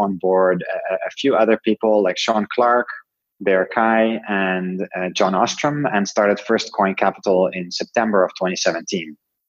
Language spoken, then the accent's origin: English; Netherlands; English is a second language; I'm originally from Holland, lived in a bunch of different countries around the world